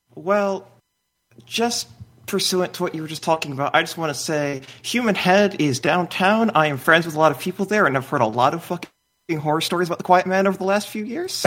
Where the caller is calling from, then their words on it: Madison, Wisconsin, United States; calling from Madison, Wisconsin